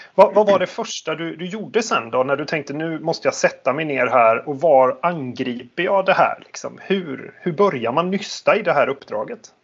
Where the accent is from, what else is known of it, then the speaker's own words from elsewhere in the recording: Sweden; man som svensk